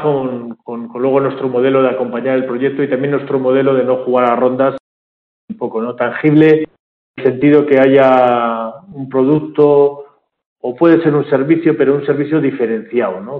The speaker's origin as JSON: {"language": "Spanish", "town": "Bilbao", "region": "Basque Country", "country": "Spain", "tie": "born or raised there", "also_born_or_lived": "Madrid", "moved": "as an adult", "lives_now": "Barcelona, Spain", "said": "Yo ahora vivo en Barcelona, aunque soy de Bilbao"}